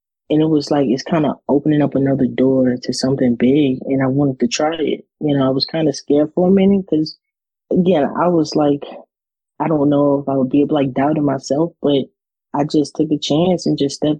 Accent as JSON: {"language": "English", "country": "United States", "also_born_or_lived": "Ponchatoula, Louisiana", "said": "I'm from the United States of America."}